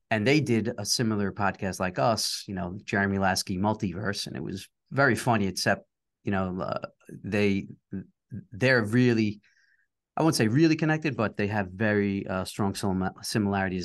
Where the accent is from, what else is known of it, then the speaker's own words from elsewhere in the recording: New York City, New York, United States; my partner and I are both from uh, New York area. I'm from Queens